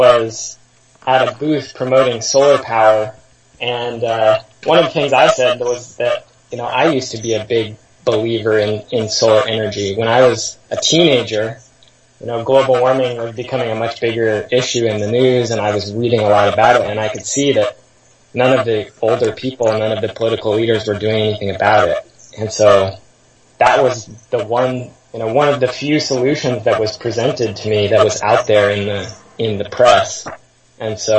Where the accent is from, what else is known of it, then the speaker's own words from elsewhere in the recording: Seattle, Washington, United States; I grew up in Seattle in the post-WTO era